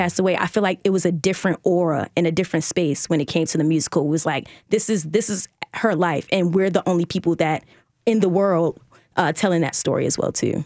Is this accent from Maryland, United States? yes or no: yes; Baltimore, Maryland, United States; I'm also from Baltimore, too